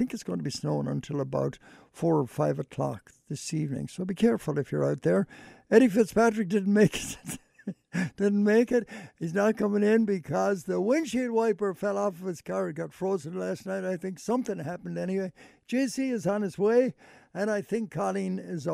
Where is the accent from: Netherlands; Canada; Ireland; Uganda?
Ireland; Ballina, Connacht; now in Cleveland, United States; my hometown of Ballina